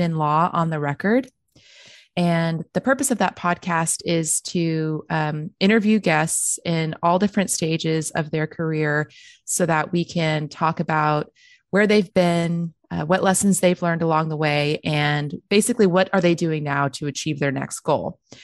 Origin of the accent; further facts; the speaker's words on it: Texas, United States; I was born and raised in Texas